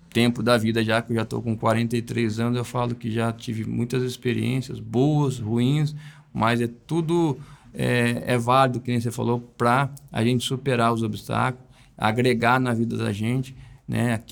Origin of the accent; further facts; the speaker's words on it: São José dos Campos, São Paulo, Brazil; moved away as an adult; eu vim de São José dos Campos com 21 anos, né? E cheguei aqui com uma mão na frente e outra atrás, né?